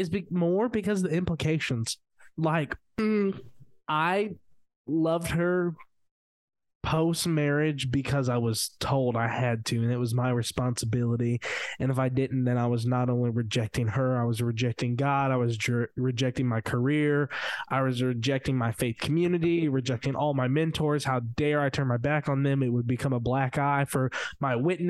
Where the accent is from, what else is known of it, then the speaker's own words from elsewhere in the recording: Louisville, Kentucky, United States; moved away as an adult; also born or lived in Missouri / Wilmington, Illinois; we moved back to Louisville from Missouri. And my dad is like a maintenance manager for GE appliances